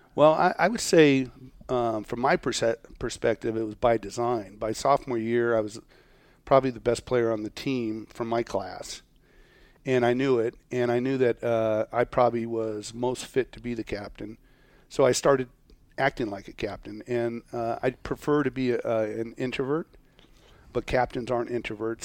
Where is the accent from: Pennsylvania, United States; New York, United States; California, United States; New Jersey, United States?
California, United States; Orange County, Southern; We grew up in Orange County, and we were surrounded by oranges, orange groves